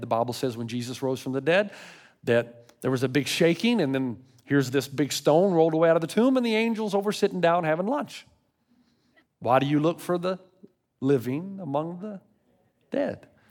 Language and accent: English; Tennessee, United States; now in California, United States; I grew up in Tennessee